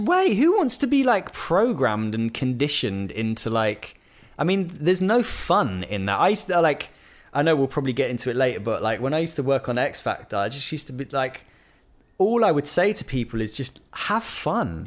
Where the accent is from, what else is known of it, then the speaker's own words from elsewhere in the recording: Bristol, South West England, United Kingdom; moved away; I grew up in Bristol